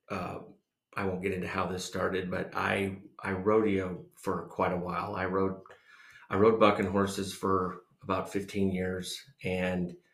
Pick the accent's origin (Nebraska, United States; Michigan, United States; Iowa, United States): Iowa, United States; Fort Dodge; born there; So, uh, I was born in Fort Dodge, Iowa. I was uh, one of four uh, siblings, family six.